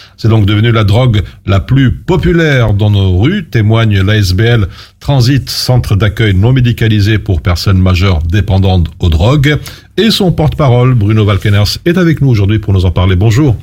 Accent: Belgium; chez nous en Belgique

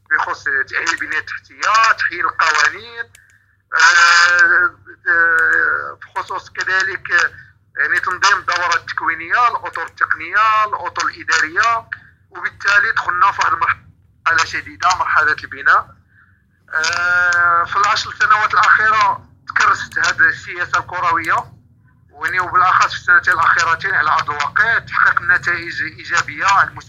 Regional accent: Morocco; وحنا ما تمشي كمغاربه اللي تنقولوا هذا الشيء

